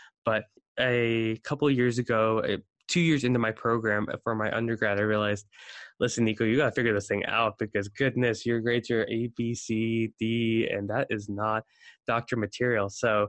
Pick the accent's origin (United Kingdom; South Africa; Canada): South Africa; now in United States; So I immigrated from South Africa to the States in 07. And, you know, I go with the adage that most immigrants are lawyers, doctors, or failures.